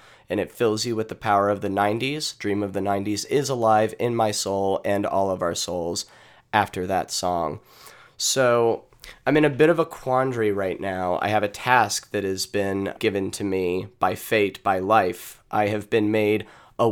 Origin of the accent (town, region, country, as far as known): United States